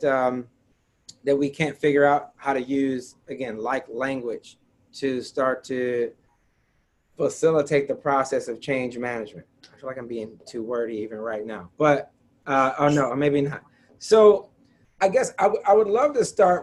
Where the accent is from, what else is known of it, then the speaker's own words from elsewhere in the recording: Detroit, Michigan, United States; born and raised in Detroit